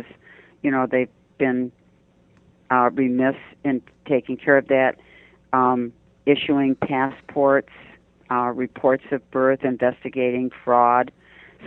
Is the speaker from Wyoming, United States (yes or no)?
no; Detroit, Michigan, United States; moved away; I'm from Detroit